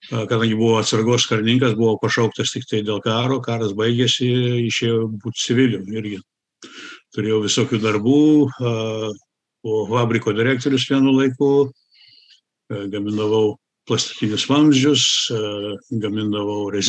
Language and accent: Lithuanian; United States; also born or lived in Germany; aš buvau sukurtas Lietuvoje, gimiau Vokietijoje, užaugau Amerikoje. Lietuvą pirmą kartą pamačiau 91-2 metais.